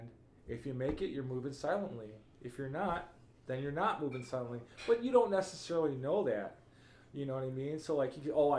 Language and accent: English; Chicago, Illinois, United States; Growing up in Chicago and, you know, growing up poor too